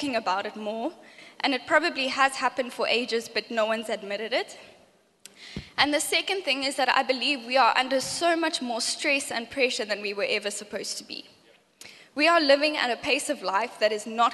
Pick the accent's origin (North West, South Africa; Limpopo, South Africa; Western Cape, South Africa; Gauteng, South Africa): Gauteng, South Africa; Johannesburg; now in Cape Town, South Africa; I grew up in Joburg